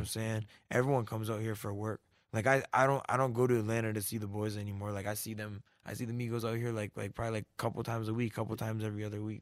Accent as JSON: {"language": "English", "country": "Canada", "moved": "yes", "said": "I came up from Canada"}